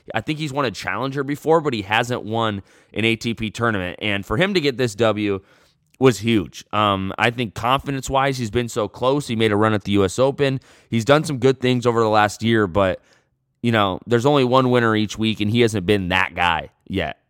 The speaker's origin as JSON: {"language": "English", "country": "United States"}